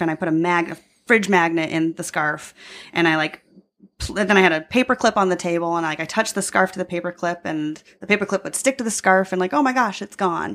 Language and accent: English; Long Island, New York, United States; now in Chicago, United States; I'm from Long Island